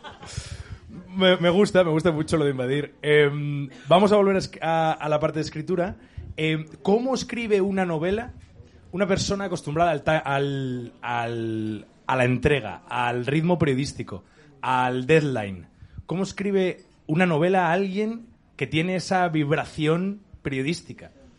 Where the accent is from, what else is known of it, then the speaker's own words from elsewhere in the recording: Asturias, Spain; como asturiano que no acaba de encontrar identidad suficiente en Asturias para llevarla por bandera